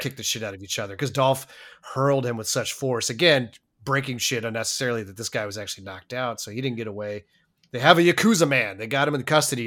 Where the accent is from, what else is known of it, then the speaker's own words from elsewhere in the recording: Colorado, United States; I was born in Colorado